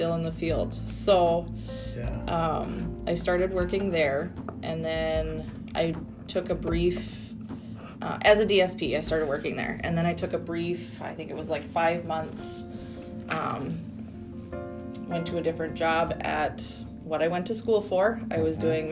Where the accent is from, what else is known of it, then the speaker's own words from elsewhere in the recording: Canada; moved away as an adult; I'm Canadian